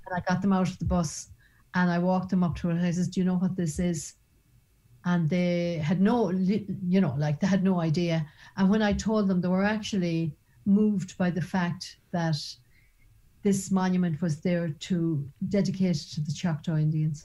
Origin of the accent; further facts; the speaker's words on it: Ireland; even as an Irish woman